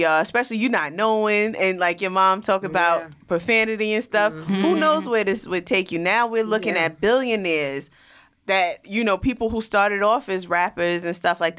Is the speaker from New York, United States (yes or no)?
yes; New York City, New York, United States; being that I was from Rockaway.